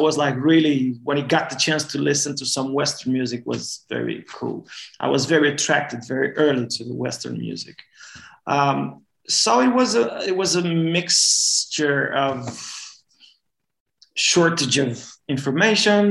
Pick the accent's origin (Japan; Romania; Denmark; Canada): Romania; northern Romania; moved away; also born or lived in Norway; I'm born in a city north in Romania, north part of Romania